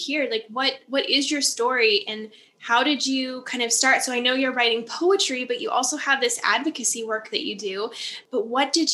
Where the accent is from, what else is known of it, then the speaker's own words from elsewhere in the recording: Upper Peninsula of Michigan, United States; now in Lake Geneva, United States; I grew up in the Upper Peninsula of Michigan. So I grew up in the woods